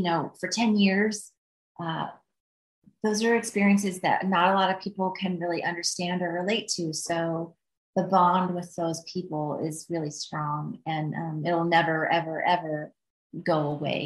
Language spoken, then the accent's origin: English; Midwest, United States; I'm from the Midwest